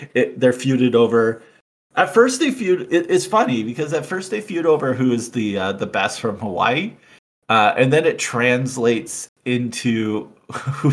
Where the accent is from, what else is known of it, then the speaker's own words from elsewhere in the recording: Canada; Growing up in Canada